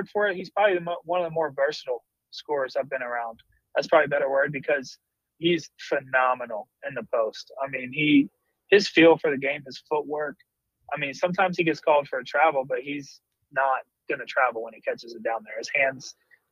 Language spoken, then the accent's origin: English; West Virginia, United States; When I grew up in West Virginia, we always said